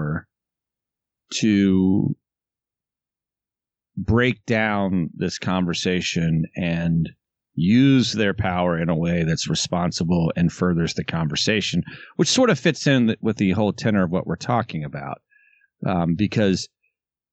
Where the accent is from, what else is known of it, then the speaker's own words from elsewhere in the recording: the South, United States; I was raised in the South in an incredibly progressive family